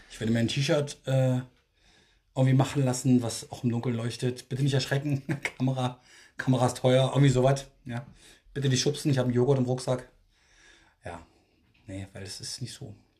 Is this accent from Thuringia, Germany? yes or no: yes; Thuringia, Germany; now in Berlin, Germany; bei uns in Thüringen